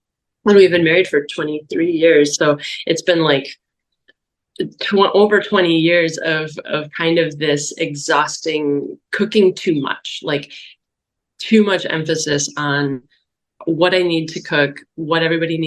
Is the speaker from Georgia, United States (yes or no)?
no; Wisconsin, United States; I grew up in Wisconsin in the 80s and 90s